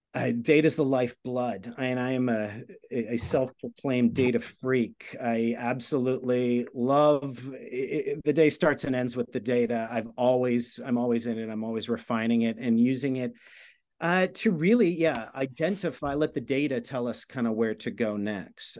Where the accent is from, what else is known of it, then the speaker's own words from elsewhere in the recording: outside of New York, United States; I grew up outside of New York